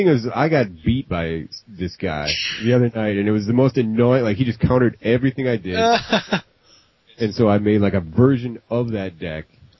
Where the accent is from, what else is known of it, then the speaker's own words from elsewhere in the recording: Minnesota, United States; Minnesota, where we're from.